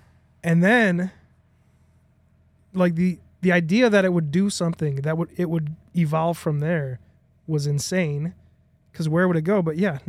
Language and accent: English; Chicago, Illinois, United States; Yeah, we're from Chicago.